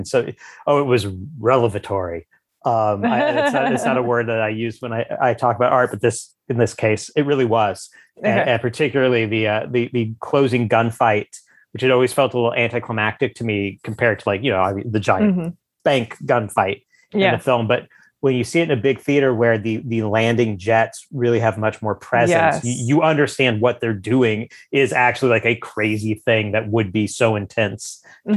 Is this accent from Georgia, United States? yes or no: no; the Ozarks, Missouri, United States; also born or lived in Columbia, Missouri; I grew up in Ozarks city. It was, you know, the largest city in the Ozarks, but it was still in the Ozarks